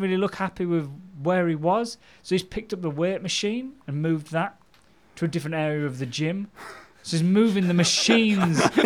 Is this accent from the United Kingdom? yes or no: yes; Goole, Yorkshire and the Humber, United Kingdom; Ghoul, my hometown